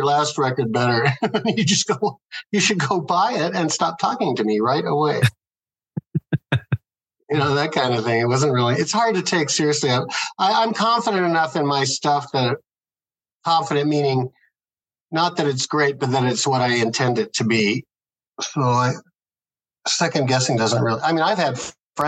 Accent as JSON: {"language": "English", "region": "Midwest", "country": "United States", "said": "We're all from the Midwest, like the hickiest of the Midwest"}